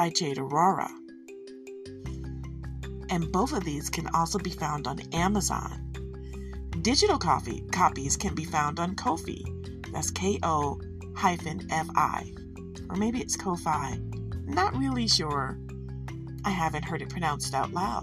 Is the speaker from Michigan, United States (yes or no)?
yes; Detroit, Michigan, United States; I'm from Detroit